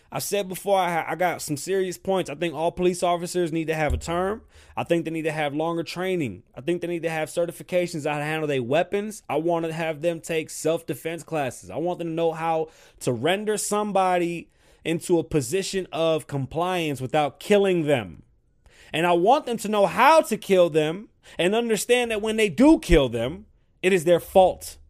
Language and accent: English; New York City, New York, United States; moved away; I'm from the South Bronx.